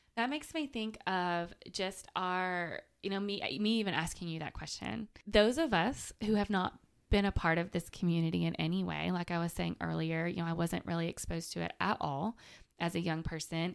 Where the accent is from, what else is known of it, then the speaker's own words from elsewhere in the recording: Manchester, Tennessee, United States; moved away as an adult; also born or lived in Chattanooga; now in Murfreesboro, United States; I'm from Manchester, so Murfreesboro and Nashville are not that far away